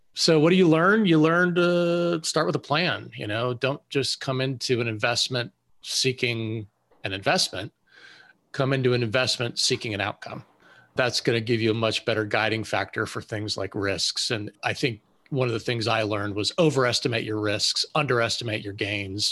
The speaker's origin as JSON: {"language": "English", "region": "Western Pennsylvania", "country": "United States", "tie": "born or raised there", "moved": "as an adult", "said": "I grew up in Western Pennsylvania and joined the Navy to fly airplanes"}